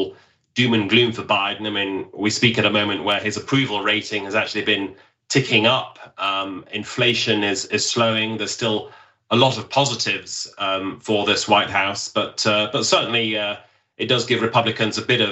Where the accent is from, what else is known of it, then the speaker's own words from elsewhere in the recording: United Kingdom; accent: British; now in Washington, United States; as I would pronounce it in my British accent